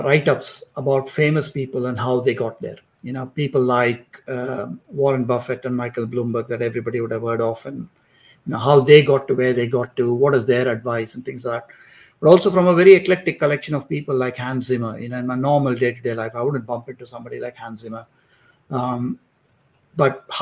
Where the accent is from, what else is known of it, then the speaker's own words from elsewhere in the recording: Maharashtra, India; I grew up in India. I grew up in, you know, in Maharashtra, which is in Western India.